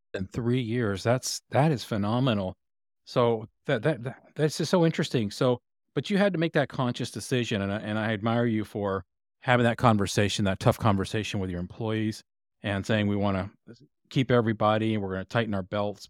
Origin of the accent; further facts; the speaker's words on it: Texas, United States; I grew up in Texas